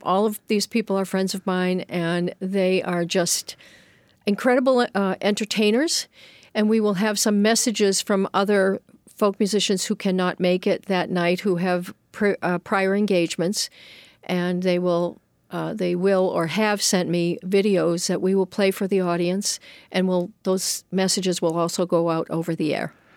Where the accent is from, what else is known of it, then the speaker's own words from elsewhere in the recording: Boston, Massachusetts, United States; moved away; also born or lived in Hiltons, Virginia / Worcester, Massachusetts; So I was raised in Boston